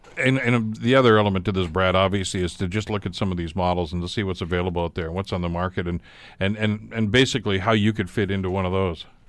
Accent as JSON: {"language": "English", "town": "Hamilton", "region": "Ontario", "country": "Canada", "tie": "born or raised there", "said": "my kid days back here growing up on the East Mountain, uh, going to Blessed Sacrament School there"}